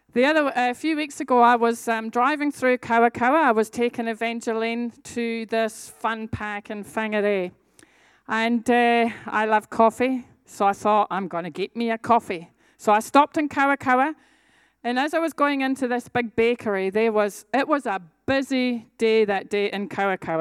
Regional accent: Scotland, United Kingdom; I'm a Scottish warrior

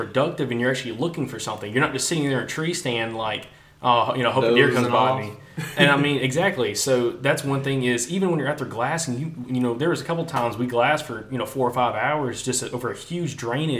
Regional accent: Alabama, United States; we're from Alabama.

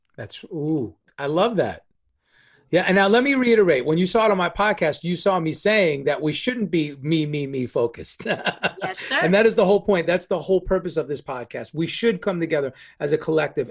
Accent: New York, United States; now in West Coast, United States; being a New Yorker, you know, I'm from the right coast

